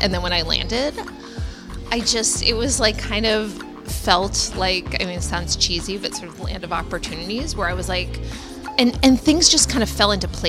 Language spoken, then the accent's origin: English; Cambridge, Massachusetts, United States; moved away as an adult; also born or lived in Washington, D.C. / New Orleans / Boston; now in San Francisco Bay Area, United States; I grew up in Cambridge, Massachusetts. And lived there until I went to college in D.C. And then I lived in New Orleans for a couple years, where I did Teach for America.